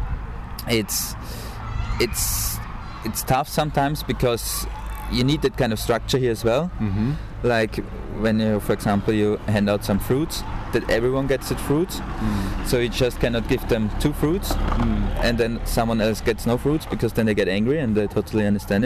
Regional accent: Austria; I'm from Austria

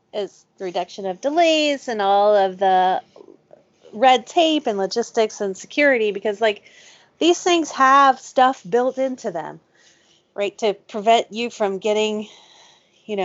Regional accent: United States; I'm American

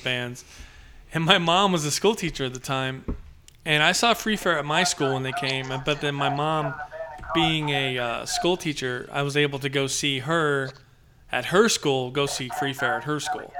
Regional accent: Padre Island, South Texas, United States; I grew up in South Texas, Padre Island

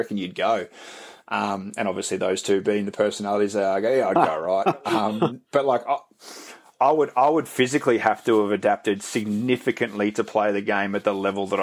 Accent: Victoria, Australia; growing up in Victoria

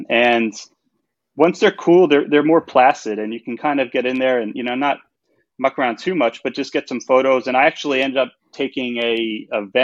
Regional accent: outside of New York City, United States; moved away as an adult; also born or lived in Arizona / Denver; now in New Zealand; I grew up outside of New York City. So I'm from just a suburb around there

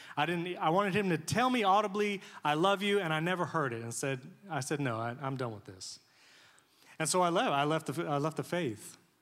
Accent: New York, United States; moved away; I grew up in New York

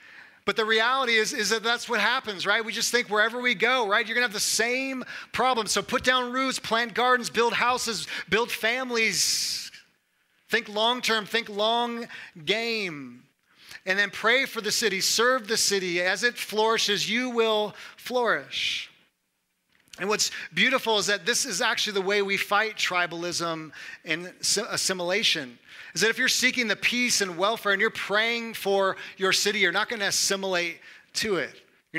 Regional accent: Missouri, United States; I'm from Missouri and there's no humidity here.

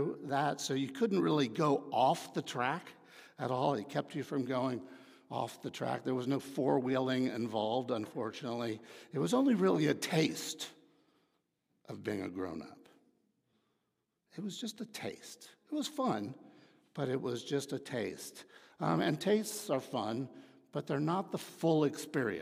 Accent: Dallas, Texas, United States; I grew up in Dallas

